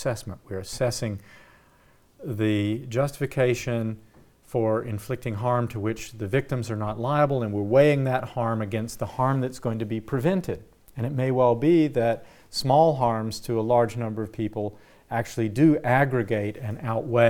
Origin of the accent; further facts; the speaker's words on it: United States; I'm an American